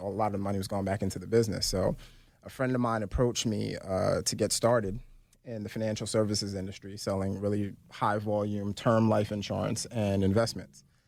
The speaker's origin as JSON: {"language": "English", "town": "New York City", "region": "New York", "country": "United States", "tie": "born or raised there", "also_born_or_lived": "Philadelphia", "moved": "yes", "said": "I was born and raised in Brooklyn, New York."}